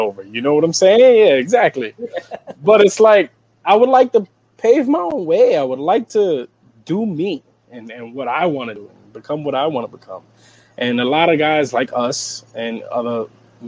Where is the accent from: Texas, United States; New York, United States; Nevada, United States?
New York, United States; me growing up in New York